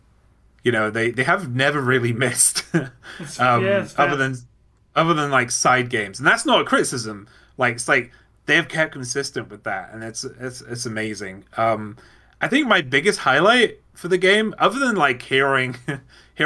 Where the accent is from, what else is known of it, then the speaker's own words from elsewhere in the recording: United Kingdom; I'm British